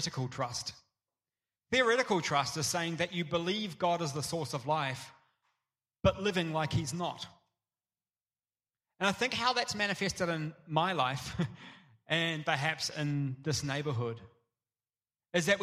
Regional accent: Tauranga, Bay of Plenty, New Zealand; moved away; I grew up in Tauranga, which has got this amazing surf beach

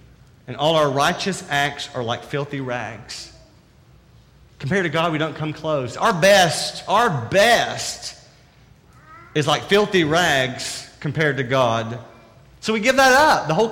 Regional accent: the South, United States; accent: southern; my southern accent

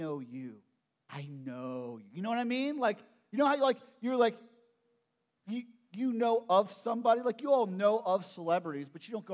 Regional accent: Perry County, Pennsylvania, United States; so I grew up in Perry County. And in my growing up in Perry County, since I was moved in when I was just like 1 year old

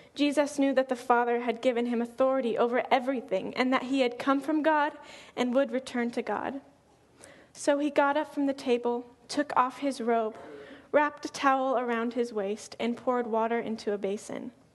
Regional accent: Colorado, United States; moved away as an adult; now in Oregon, United States; I'm from Colorado, and I moved here about a year and a half ago.

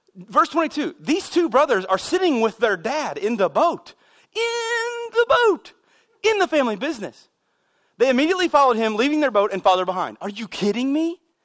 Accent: United States; I grew up here in America

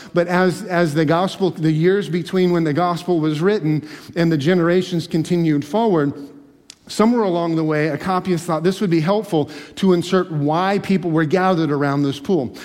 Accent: Alaska, United States; also born or lived in Michigan; now in Pennsylvania, United States; growing up in Alaska

